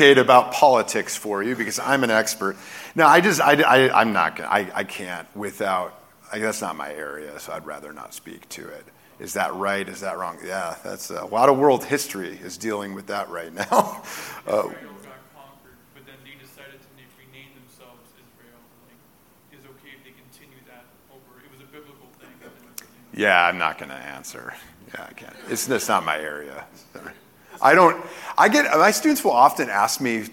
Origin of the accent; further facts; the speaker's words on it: Texas, United States; I was born in Texas